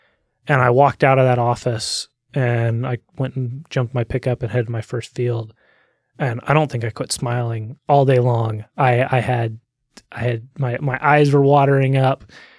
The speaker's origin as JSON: {"language": "English", "town": "Olympia", "region": "Washington", "country": "United States", "tie": "born there", "said": "So I was born in Olympia, Washington in June 12th, 1999, and to a loving mom and a hardest working dad that I've ever met."}